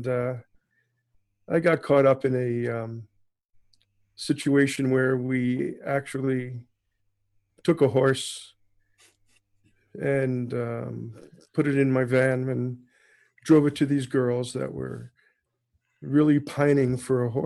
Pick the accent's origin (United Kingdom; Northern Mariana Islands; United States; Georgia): United States; New York City, New York; moved away as an adult; now in Toronto, Canada; I am American born in New York City, and sort of transplanted myself in Canada in 1974.